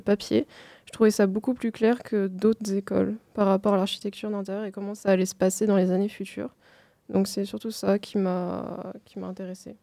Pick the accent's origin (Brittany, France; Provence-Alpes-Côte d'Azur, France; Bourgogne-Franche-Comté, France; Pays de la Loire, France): Provence-Alpes-Côte d'Azur, France; Cannes; moved away as an adult; je viens de Cannes à la base